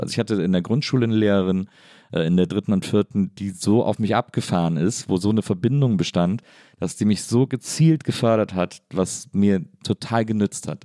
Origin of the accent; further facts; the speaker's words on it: near Cologne, North Rhine-Westphalia, Germany; ich komme aus der Nähe von Köln